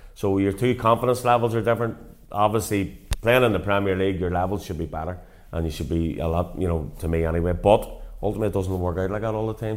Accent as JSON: {"language": "English", "town": "Portadown", "region": "Northern Ireland", "country": "United Kingdom", "tie": "born or raised there", "said": "managing my hometown club"}